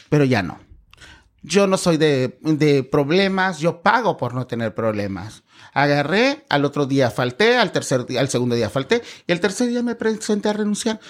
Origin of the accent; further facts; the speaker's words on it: 27 km from Acapulco, Guerrero, Mexico; now in Cancún, Mexico; en el pueblo de donde soy, porque soy este, a 27 kilómetros de Acapulco